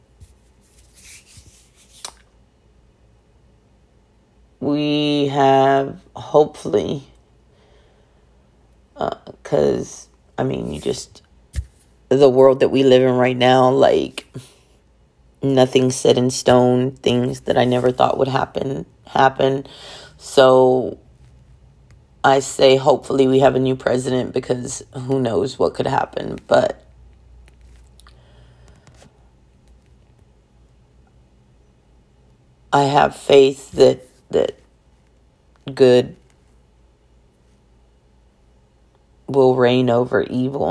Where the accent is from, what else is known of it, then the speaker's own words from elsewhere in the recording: Texas, United States; where I'm from Texas, we're oil and gas